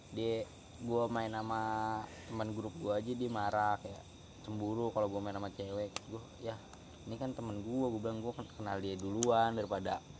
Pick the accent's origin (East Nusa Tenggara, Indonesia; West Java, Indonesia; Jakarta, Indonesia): West Java, Indonesia; Cikarang; gue dari Cikarang